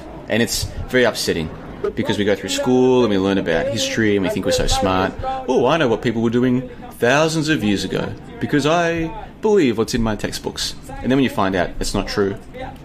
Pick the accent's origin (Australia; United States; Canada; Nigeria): Australia; Melbourne, Victoria; moved away as an adult; now in Kuala Lumpur, Malaysia; I'm originally from Melbourne, which is the second largest, which is in the southern part.